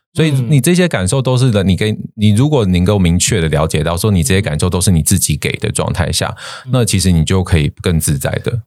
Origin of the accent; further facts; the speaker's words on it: Taiwan; moved away; 我也是台湾人哦